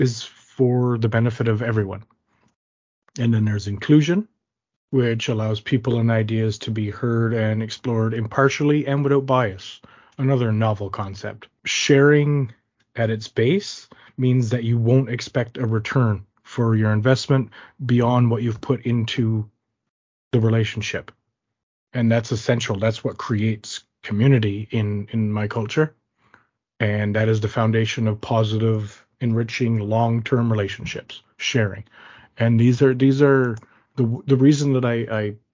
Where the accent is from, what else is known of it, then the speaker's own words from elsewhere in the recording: Flat Bay, Newfoundland and Labrador, Canada; I hail from the Mi'kmaq community of Flat Bay